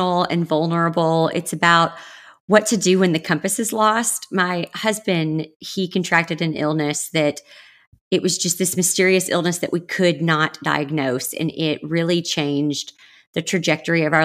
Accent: the South, United States; moved away; I grew up in the South

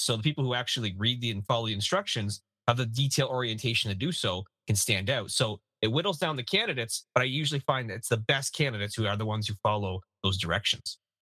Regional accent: Canada; As a Canadian

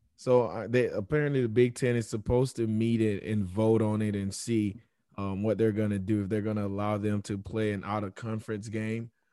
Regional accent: South Florida, United States; growing up in South Florida

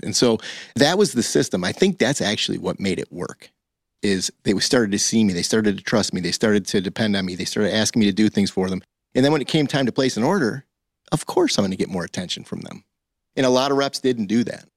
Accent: Highland, Michigan, United States; I grew up in Highland, Michigan.

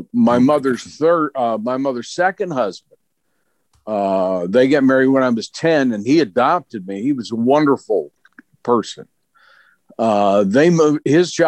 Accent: Clarksburg, West Virginia, United States; Clarksburg, which is north central, about an hour south of Pittsburgh. And it was, to coin a phrase, it was a wonderful life. I was basically raised by my grandparents

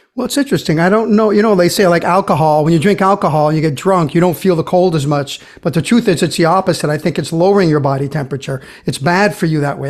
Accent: Brazil; moved away; growing up in Brazil

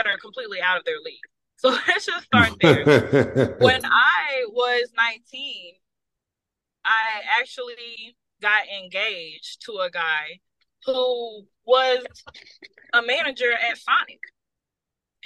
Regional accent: Tennessee, United States; I am from Tennessee.

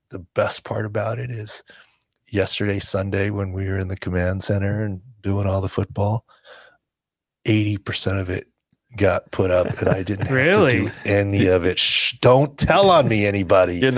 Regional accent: California, United States; I'm born and raised in California

